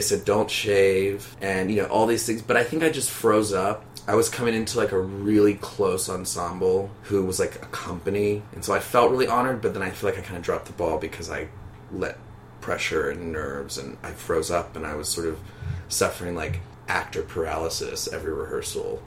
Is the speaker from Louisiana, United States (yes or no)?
yes; Baton Rouge, Louisiana, United States; moved away as an adult; also born or lived in New Orleans; now in New York, United States; I'm from Baton Rouge, Louisiana, and I've been living in New York for about three years